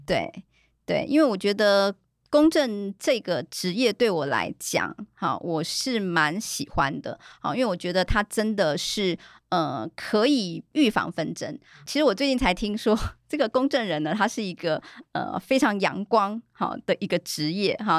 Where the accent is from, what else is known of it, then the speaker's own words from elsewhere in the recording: Taiwan; 我记得之前有一些大陆公证人来到。我们台湾这边来参访的时候